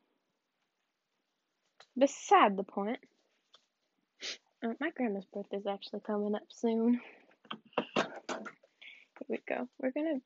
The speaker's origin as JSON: {"language": "English", "region": "the South", "country": "United States", "said": "I'm from the South."}